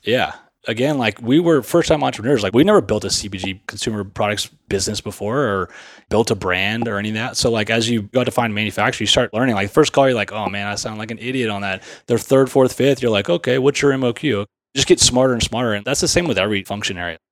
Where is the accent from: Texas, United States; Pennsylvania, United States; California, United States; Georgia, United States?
Texas, United States; Sugar Land; I grew up in Sugarland, Texas